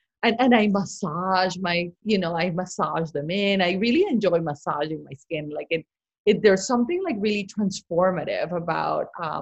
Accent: Barranquilla, Atlántico, Colombia; moved away; she grew up in my same town in Colombia. We're from Barranquilla

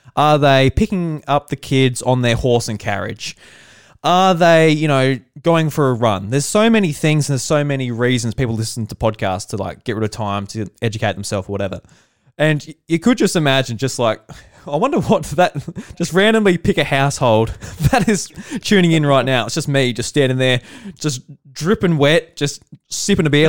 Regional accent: South Australia, Australia; I'm from South Australia and I'm a farmer with my, uh, my dad and my mum

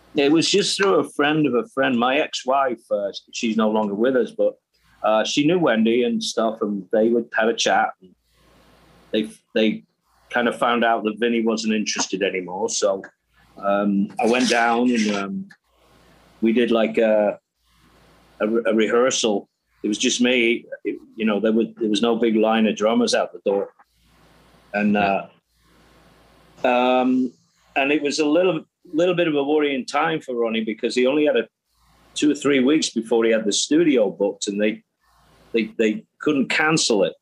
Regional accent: England, United Kingdom; me being English

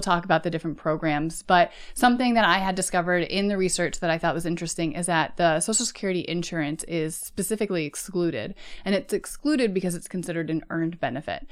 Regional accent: United States; first language English

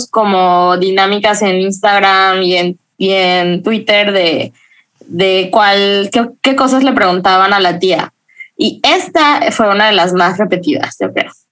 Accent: Guadalajara, Jalisco, Mexico; tengo 23 años, soy mercadóloga, soy de Guadalajara

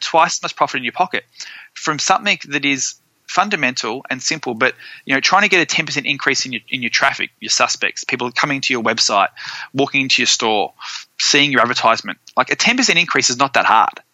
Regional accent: Australia; moved away; also born or lived in Florida; being an Aussie

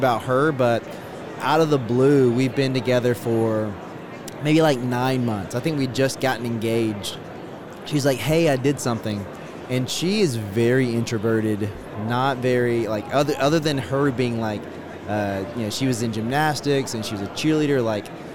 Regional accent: Pageland, South Carolina, United States; also born or lived in Charlotte, North Carolina; I was born in a super small town in South Carolina, Pageland, South Carolina.

